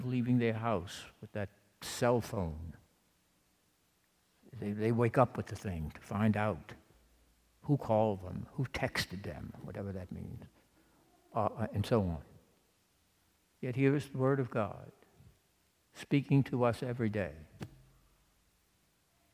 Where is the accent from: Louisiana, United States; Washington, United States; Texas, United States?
Louisiana, United States; I'm from Louisiana.